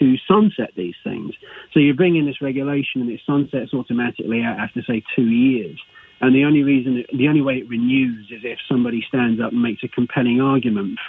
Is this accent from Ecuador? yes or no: no; England, United Kingdom; moved away as an adult; now in United States; England originally